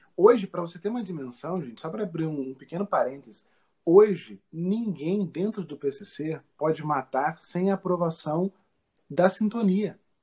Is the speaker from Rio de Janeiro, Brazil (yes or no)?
yes; Rio de Janeiro, Brazil; nós, os cariocas